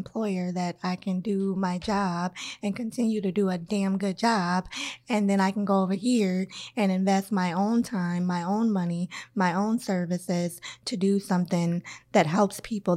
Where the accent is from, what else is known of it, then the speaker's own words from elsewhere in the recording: Minnesota, United States; also born or lived in Iowa / Burnsville, Minnesota; I'm from Iowa, but I've been here all my life. So pretty much I'm from Minnesota